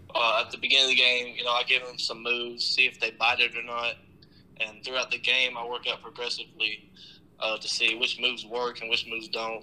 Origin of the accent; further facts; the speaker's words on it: Tennessee, United States; I grew up in Tennessee